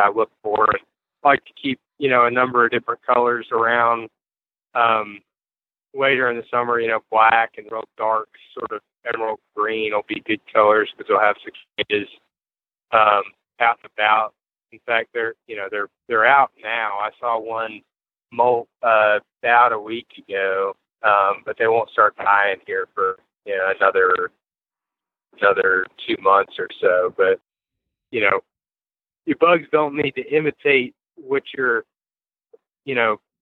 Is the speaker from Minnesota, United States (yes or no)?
no; Fluvanna County, Virginia, United States; Fluvanna County, which is, you know, my home town